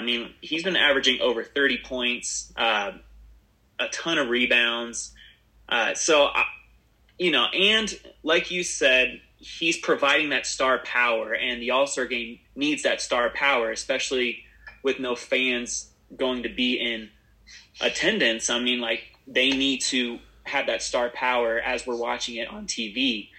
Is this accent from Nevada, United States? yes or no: yes; Las Vegas, Nevada, United States; moved away; I grew up in Vegas, so I didn't have a hometown team to call my own.